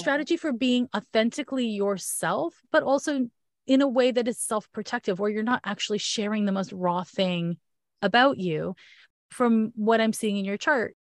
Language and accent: English; Canada; accent: Canadian; my Canadian accent